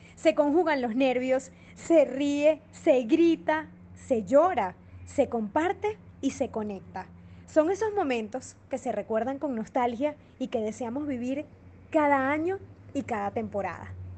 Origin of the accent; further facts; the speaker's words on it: Venezuela; soy periodista venezolana